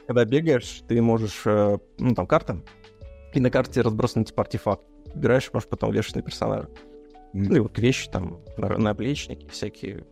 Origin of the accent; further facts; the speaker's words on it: Izhevsk, Udmurtia, Russia; в э, моем родном городе, ну, в нашем, в Жене родном городе, в Ижевске